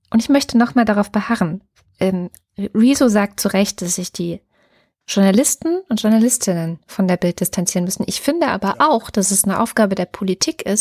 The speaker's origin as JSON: {"language": "German", "region": "Baden-Württemberg", "country": "Germany", "said": "Ich komme aus Baden-Württemberg, ich kenne Stuttgart"}